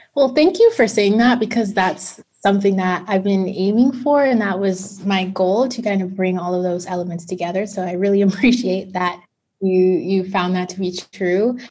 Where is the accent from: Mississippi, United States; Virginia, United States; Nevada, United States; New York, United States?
New York, United States; New York City; I'm from Brooklyn, New York, and I transitioned from a public school to a private school at the age of 12.